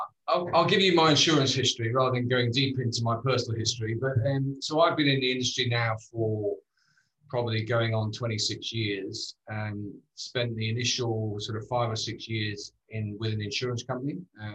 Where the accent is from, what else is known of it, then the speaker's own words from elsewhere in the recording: United Kingdom; moved away as an adult; Yeah, stop being British. So when I went out to Asia